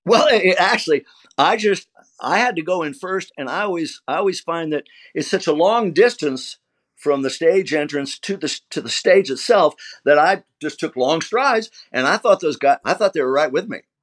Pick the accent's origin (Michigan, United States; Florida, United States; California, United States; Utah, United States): California, United States; Burbank; also born or lived in Virginia; we grew up here in Burbank, California, though I'm originally from Virginia